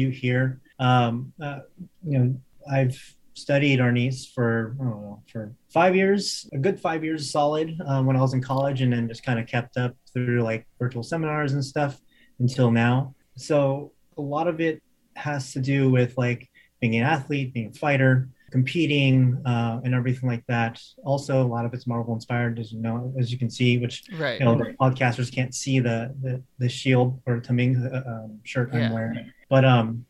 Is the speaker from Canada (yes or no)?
no; United States; accent: American; my American accent